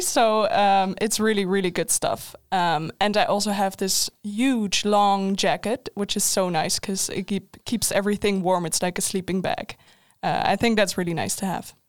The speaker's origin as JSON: {"language": "English", "country": "Netherlands", "moved": "as an adult", "lives_now": "Linköping, Sweden", "said": "I'm Dutch"}